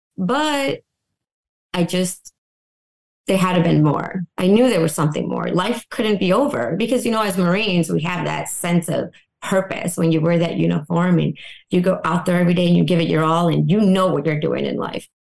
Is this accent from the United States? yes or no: yes; Benson, Illinois, United States; moved away as an adult; also born or lived in North Carolina / Fort Worth, Texas; Came back to my hometown, Benson, Illinois.